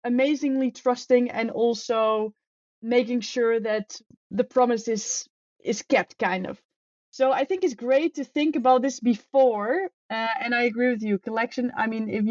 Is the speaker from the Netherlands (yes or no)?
yes; Netherlands; moved away as an adult; also born or lived in Spain; I am from the Netherlands and I'm traveling as a digital nomad